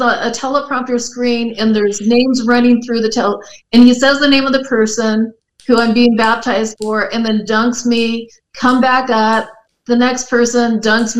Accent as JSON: {"language": "English", "town": "San Diego", "region": "California", "country": "United States", "tie": "born or raised there", "said": "I grew up in San Diego"}